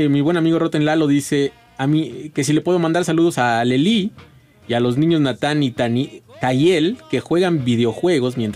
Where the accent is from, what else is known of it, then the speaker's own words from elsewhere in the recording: State of Mexico, Mexico; Oye, no seas así con todos los que somos del estado de México.